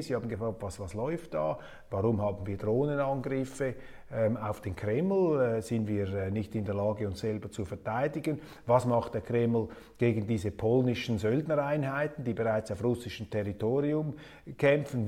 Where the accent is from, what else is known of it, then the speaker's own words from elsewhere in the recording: Switzerland; als Schweizer